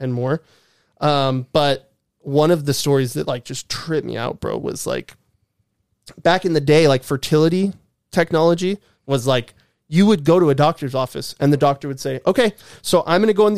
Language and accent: English; California, United States; I grew up in California